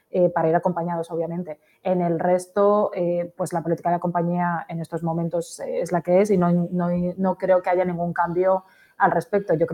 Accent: Canary Islands, Spain

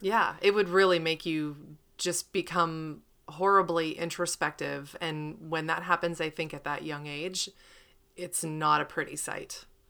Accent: Pennsylvania, United States; I'm from Pennsylvania

